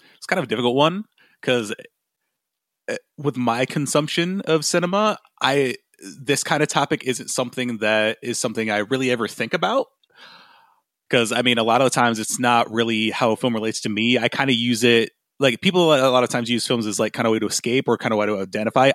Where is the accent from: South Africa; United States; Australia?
United States; Grand Rapids, Michigan; my hometown of Grand Rapids, Michigan